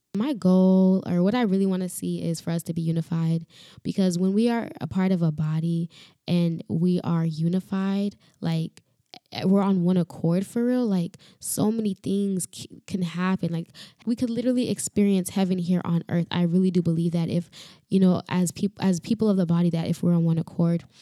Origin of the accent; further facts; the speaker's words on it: Florida, United States; also born or lived in Dominican Republic; I am from Florida